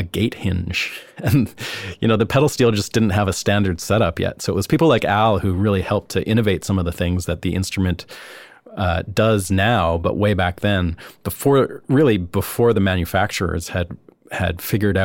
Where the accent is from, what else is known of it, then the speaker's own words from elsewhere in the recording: Canada; where I'm from in Canada